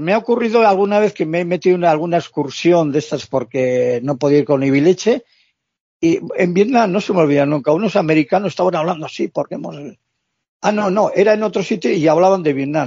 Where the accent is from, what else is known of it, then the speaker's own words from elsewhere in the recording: Basque Country, Spain; Yo soy vasco.